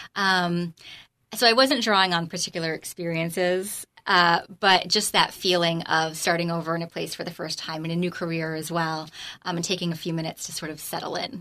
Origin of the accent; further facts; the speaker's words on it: Freehold, New Jersey, United States; moved away as an adult; also born or lived in North Carolina; I grew up in the Freehold area